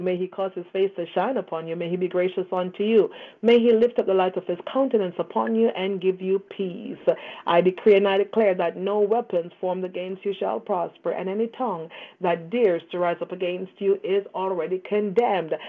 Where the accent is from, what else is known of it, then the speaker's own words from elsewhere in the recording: Canada; Yes, I am a Canadian. I am not an American